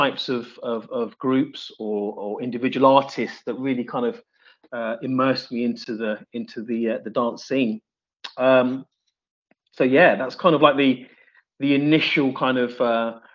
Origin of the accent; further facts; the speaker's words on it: Reading, South East England, United Kingdom; moved away; also born or lived in Leicester; I was born in Reading, but I went to Leicester with my parents.